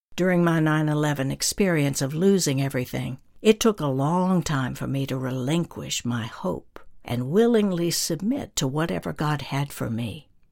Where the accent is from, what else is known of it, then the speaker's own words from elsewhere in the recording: North Georgia, United States; moved away; my hometown in North Georgia